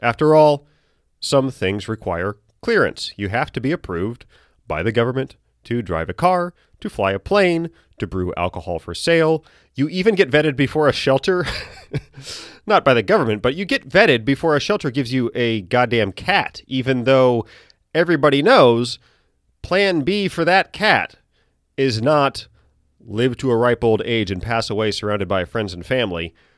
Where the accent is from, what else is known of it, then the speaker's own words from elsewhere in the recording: United States; I'm an American.